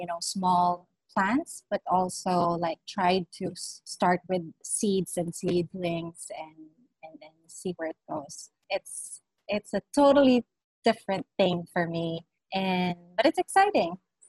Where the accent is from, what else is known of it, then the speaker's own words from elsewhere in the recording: Ilocos Region, Philippines; now in Quezon City, Philippines; I was born and raised in Pangasinan.